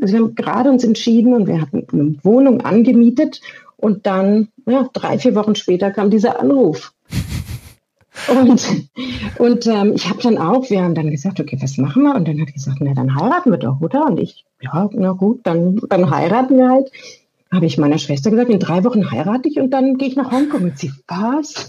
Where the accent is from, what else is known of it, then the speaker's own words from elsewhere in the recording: Erlangen, Bavaria, Germany; moved away as an adult; now in Hong Kong; ich komme auch aus Erlangen